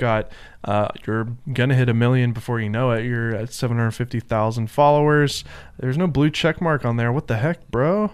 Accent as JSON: {"language": "English", "town": "Nashville", "region": "Tennessee", "country": "United States", "said": "I'm from Nashville"}